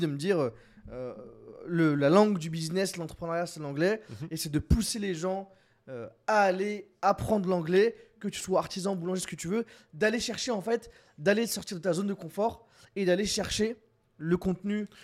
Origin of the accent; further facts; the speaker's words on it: France; on est des Frenchies